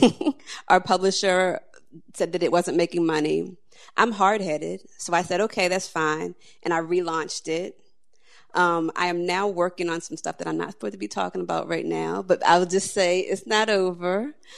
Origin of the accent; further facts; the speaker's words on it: Annapolis, Maryland, United States; I was a little girl who, growing up in Annapolis